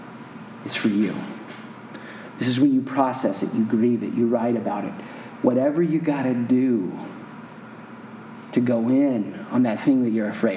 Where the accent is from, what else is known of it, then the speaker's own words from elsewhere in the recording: the South, United States; moved away as an adult; I grew up in the South